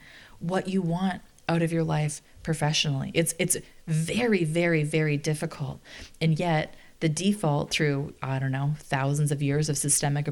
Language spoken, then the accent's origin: English; Canada; I'm Canadian